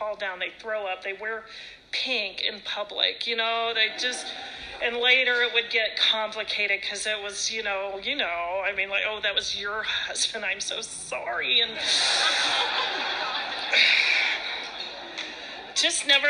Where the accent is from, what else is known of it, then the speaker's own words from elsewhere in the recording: Ohio, United States; also born or lived in California; I grew up in Ohio.